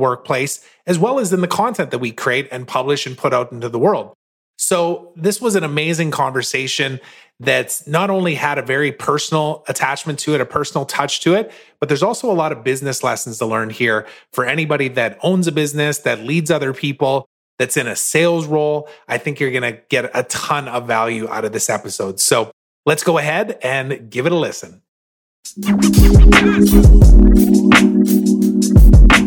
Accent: Saskatoon, Saskatchewan, Canada; in Saskatoon, Saskatchewan, which is my hometown

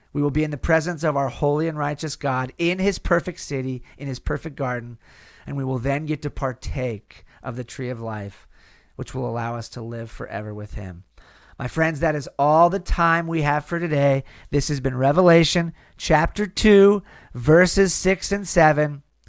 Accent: California, United States; in California, in my home state

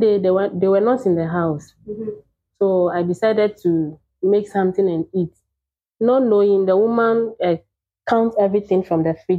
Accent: Volta, Ghana; also born or lived in Jordan; from Wota region, and I'm 29 years old.

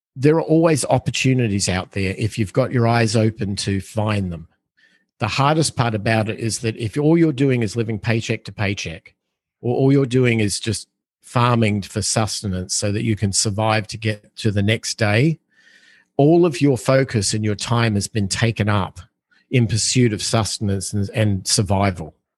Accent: Australia; growing up in Australia, like we had, we're an island on the other side of the planet.

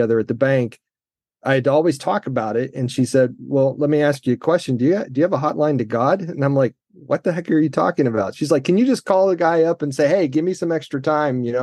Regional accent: Central Florida, United States; Central Florida kid, never been overseas.

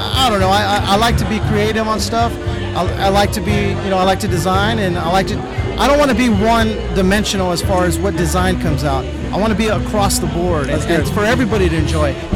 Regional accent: Riverside, California, United States; I grew up in the IE, Riverside area

